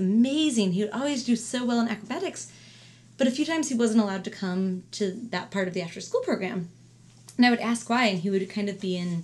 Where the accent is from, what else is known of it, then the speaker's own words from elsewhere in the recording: St. Louis, Missouri, United States; moved away; I'm from St. Louis